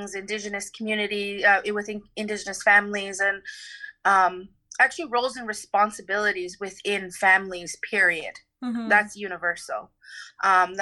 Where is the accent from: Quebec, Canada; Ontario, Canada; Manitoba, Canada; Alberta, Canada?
Ontario, Canada; Six Nations of the Grand River Territory; now in Vancouver, Canada; I am from the Onondaga Nation Beaver Clan from Six Nations of the Grand River Territory in Ontario.